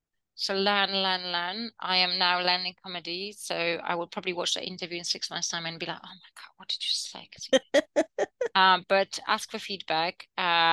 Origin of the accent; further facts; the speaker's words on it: United Kingdom; And I also have jokes about British people because I'm also British, right?